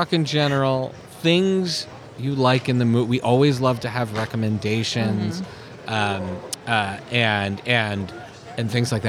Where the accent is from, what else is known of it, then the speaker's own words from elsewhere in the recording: Canada; we grew up in Canada